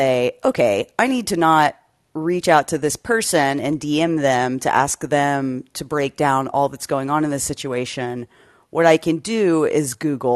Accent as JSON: {"language": "English", "region": "Texas", "country": "United States", "tie": "born or raised there", "said": "I grew up in Texas, and I was in a overwhelmingly white high school"}